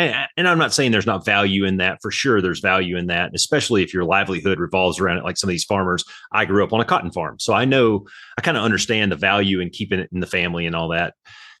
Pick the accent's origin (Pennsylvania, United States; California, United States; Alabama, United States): Alabama, United States; moved away as an adult; also born or lived in Panama City, Florida / Anchorage, Alaska; I grew up in Alabama down south and went to basic training